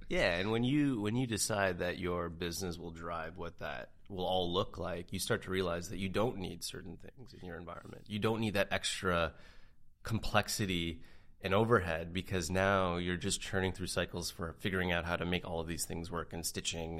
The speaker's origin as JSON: {"language": "English", "country": "Canada", "said": "as a Canadian, we don't get this kind of action up in Canada."}